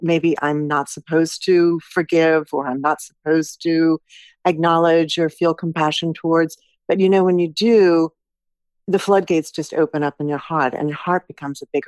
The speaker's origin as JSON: {"language": "English", "country": "United States", "also_born_or_lived": "Stuttgart, Germany", "said": "me being American"}